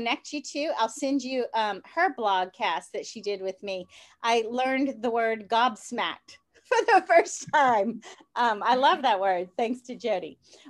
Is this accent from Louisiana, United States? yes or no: yes; New Orleans, Louisiana, United States; People tease me and think that I have an accent because I'm from New Orleans, but I don't have an accent.